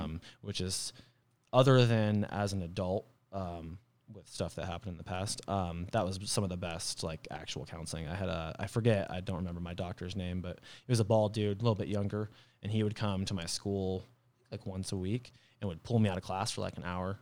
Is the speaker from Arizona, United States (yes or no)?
yes; Flagstaff, Arizona, United States; also born or lived in Page, Arizona / Mesquite, Nevada / Kingman, Arizona / Ohio; I spent most of my childhood when I lived in Flagstaff